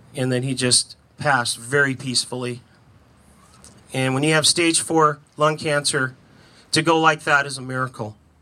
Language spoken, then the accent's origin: English; California, United States; I was from California